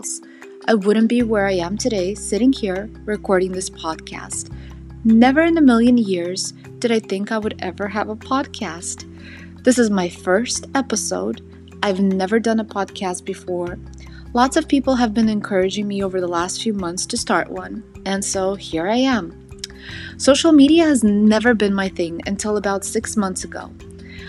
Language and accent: English; Southern California, United States; also born or lived in St. Petersburg, Russia; I was born in St. Petersburg, Russia, immigrated to Southern California at age 7, and never left the sunny state